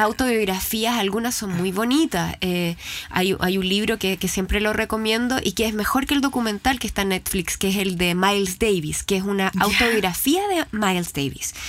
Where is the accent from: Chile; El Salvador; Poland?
Chile; nosotros teníamos miedo los chilenos